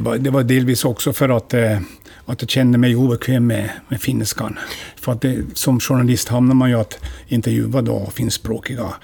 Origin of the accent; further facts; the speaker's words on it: Närpes, Ostrobothnia, Finland; accent: Ostrobothnian Finland Swedish; first language Swedish; moved away as an adult; also born or lived in Vörå, Finland; now in Umeå, Sweden; efter sju månader ja, mitt liv så flyttade vi då och hamnade i Närpes. Eh, och eh, i Yttermark där farsan har jobbat då hela sitt liv